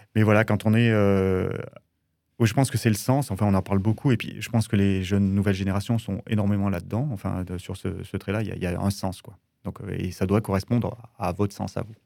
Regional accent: Drôme, Auvergne-Rhône-Alpes, France; je suis originaire de la Drôme et j'ai toujours travaillé à partir de 14 ans dans l'été

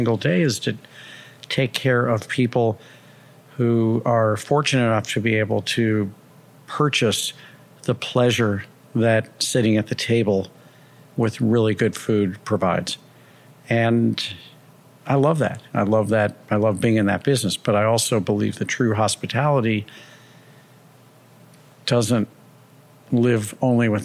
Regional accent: St. Louis, Missouri, United States; now in New York City, United States; I'm originally from St. Louis and I will always feel like a Midwesterner

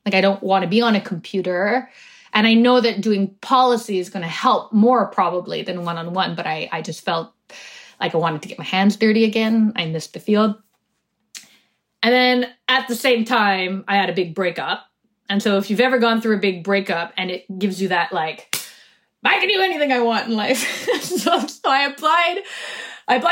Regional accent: Canada; also born or lived in United States; I was born in the States, actually. I was two when we came back.

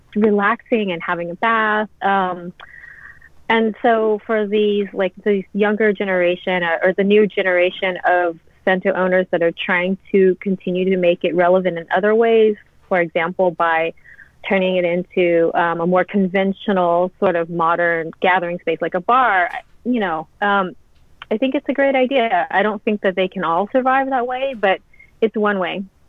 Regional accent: Louisiana, United States; moved away as an adult; also born or lived in San Francisco Bay Area / London / New York; now in Japan; I'm born and raised in Louisiana, so I'm from the South.

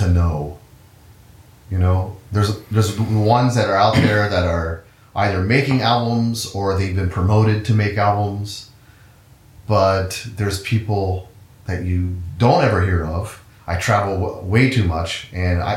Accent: Cincinnati, Ohio, United States; moved away as an adult; also born or lived in Aguascalientes, Mexico / Bogota, Colombia; I grew up in Ohio, in Cincinnati

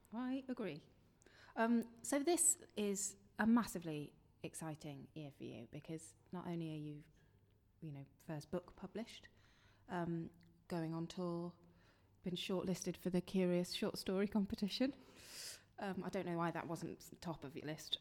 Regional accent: London, United Kingdom; born or raised there; moved away

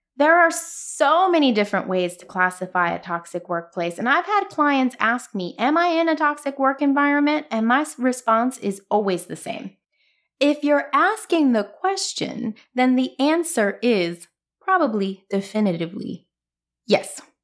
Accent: New York City, New York, United States; I'm from Brooklyn

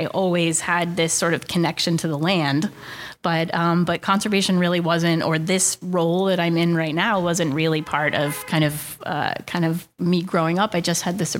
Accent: Westerly, Rhode Island, United States; also born or lived in Boston / Virginia; I again grew up here, went to high school, went to St. Pius Catholic School, and then went to Westerly High, and then I went to school in Boston. I went to Boston College, studied English. I moved to Virginia for a couple of years

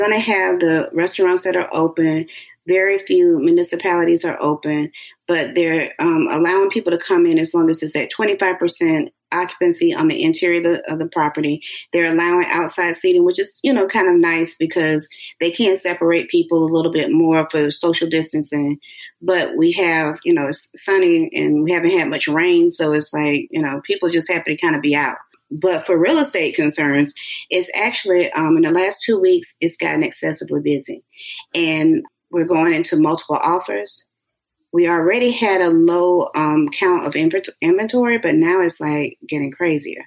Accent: Orlando, Florida, United States; also born or lived in Alabama; I'm right here, born and raised

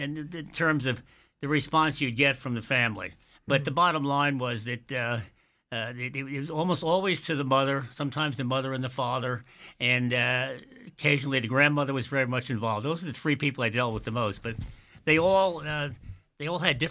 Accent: Quogue, New York, United States; somebody I grew up with in Quag many years ago

